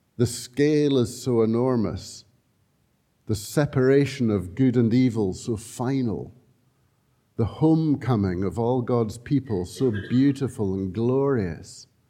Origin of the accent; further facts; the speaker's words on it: Scotland, United Kingdom; We're so Scottish